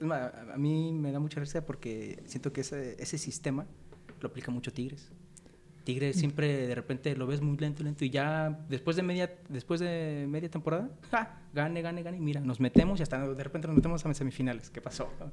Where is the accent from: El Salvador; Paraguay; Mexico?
Mexico; somos mexicanos, somos mexicanos